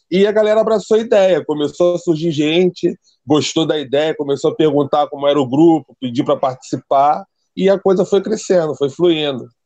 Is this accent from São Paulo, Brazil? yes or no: no; Rio de Janeiro, Brazil; Eu sou do Rio de Janeiro, zona oeste do Rio. Bangu, terra boa, para quem conhece aí, lugar mais quente do Rio.